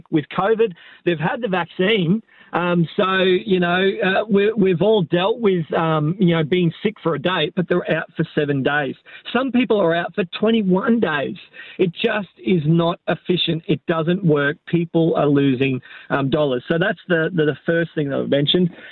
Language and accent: English; Nowra, New South Wales, Australia; moved away as an adult; now in Yeppoon, Australia; was born in Nara